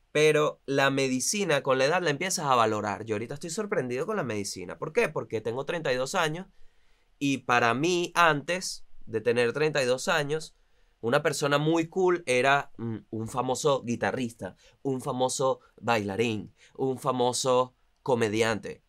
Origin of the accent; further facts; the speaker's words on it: La Guaira, Vargas, Venezuela; also born or lived in Caracas, Venezuela; now in Buenos Aires, Argentina; yo soy de La Guaira. Al final, yo soy del estado Vargas.